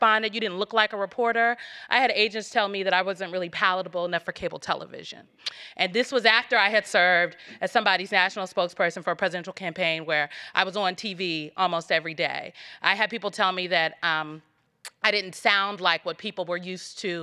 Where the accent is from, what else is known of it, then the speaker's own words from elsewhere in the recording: Nebraska, United States; I'm from Nebraska and grew up going to Catholic school my entire life